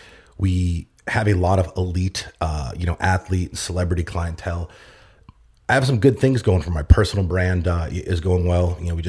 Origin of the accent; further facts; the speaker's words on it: Boston, Massachusetts, United States; But I grew up in Massachusetts, Boston. I was actually born in Boston, bounced around different, cities and suburbs.